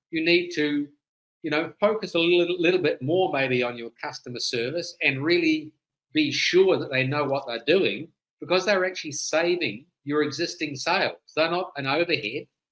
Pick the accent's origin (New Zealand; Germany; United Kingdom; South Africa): New Zealand; now in United States; I'm originally a Kiwi, but I left there many many years ago